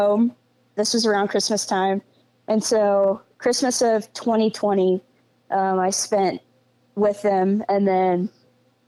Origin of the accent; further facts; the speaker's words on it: Central Illinois, United States; I grew up in Central Illinois. So from the Midwest.